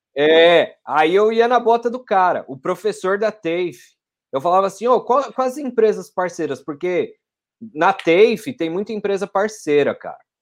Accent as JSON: {"language": "Portuguese", "town": "Franco da Rocha", "region": "São Paulo", "country": "Brazil", "tie": "born or raised there", "moved": "as an adult", "lives_now": "Perth, Australia", "said": "eu sou de Franco da Rocha, São Paulo. Pô. Fica a mais ou menos 30 quilômetros ali de São Paulo. É na zona metropolitana mais próximo de Jundiaí, então já vai mais indo para o interior"}